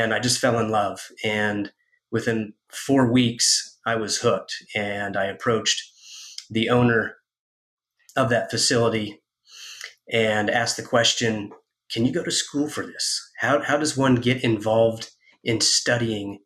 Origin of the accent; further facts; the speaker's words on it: Kansas, United States; moved away; I'm a kid from Kansas, and I worked at this place called the Tomato Factory